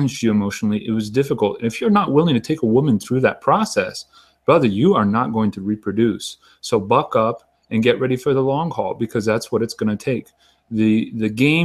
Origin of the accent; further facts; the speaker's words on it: Pacific Northwest, United States; I'm from the Pacific Northwest going back several generations